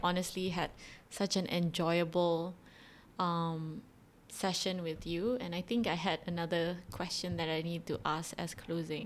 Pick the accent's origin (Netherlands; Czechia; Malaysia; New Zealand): Malaysia; I am a Malaysian, Malay, Muslim girl